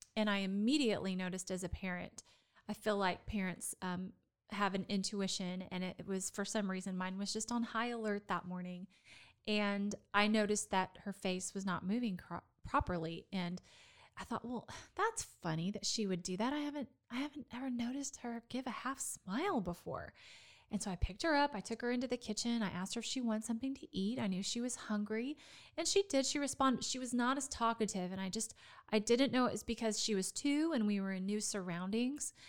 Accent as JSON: {"language": "English", "town": "Dallas", "region": "Texas", "country": "United States", "tie": "born or raised there", "also_born_or_lived": "Florida", "lives_now": "Waco, United States", "said": "my hometown of Dallas"}